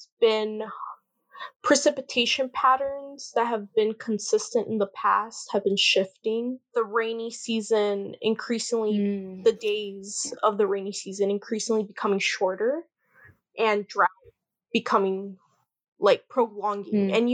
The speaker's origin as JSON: {"language": "English", "town": "San Jose", "region": "California", "country": "United States", "tie": "born or raised there", "said": "Originally, my family is from Guatemala, but I grew up in San Jose, California"}